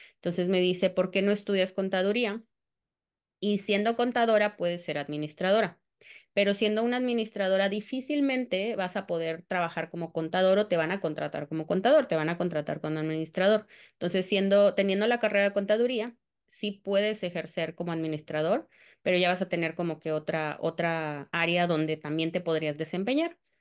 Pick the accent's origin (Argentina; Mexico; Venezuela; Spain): Mexico; Cancún, Quintana Roo; also born or lived in Tamaulipas; Yo soy de Cancún y no estoy como muy, muy segura. Bueno, más bien llevo 30 años en Cancún, entonces pues soy prácticamente de Cancún